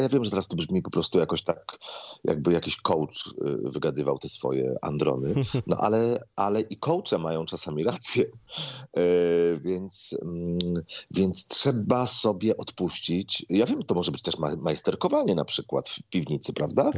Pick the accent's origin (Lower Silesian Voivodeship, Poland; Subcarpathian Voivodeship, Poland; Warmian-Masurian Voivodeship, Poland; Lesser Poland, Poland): Lower Silesian Voivodeship, Poland; Złotoryja; now in Warsaw, Poland; u nas w Złotoryi za ulicą Podwale